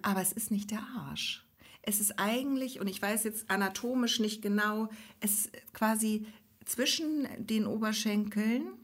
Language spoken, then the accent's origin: German; Neustadt in Holstein, Schleswig-Holstein, Germany; Pelzerhaken gehört ja zu unserer Heimatstadt Neustadt in Holstein